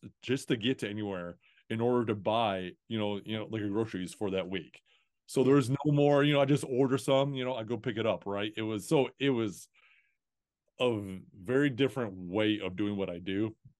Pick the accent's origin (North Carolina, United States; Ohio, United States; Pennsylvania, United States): Ohio, United States; Toledo; I'm just from, I'm from Toledo, Ohio. Like, I have no business knowing anybody from outside this area, you know?